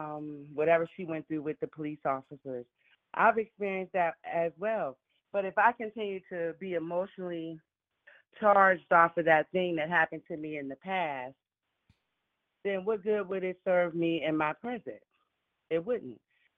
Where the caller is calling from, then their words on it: Pittsburgh, Pennsylvania, United States; I'm calling from Pittsburgh, PA.